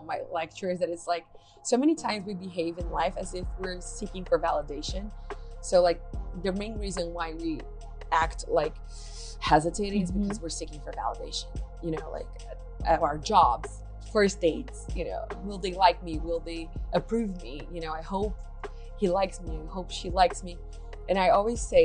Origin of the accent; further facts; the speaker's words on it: Brazil; English is a second language; moved away as an adult; now in United States; when I moved here, I'm from Brazil, like I moved here like 4 years ago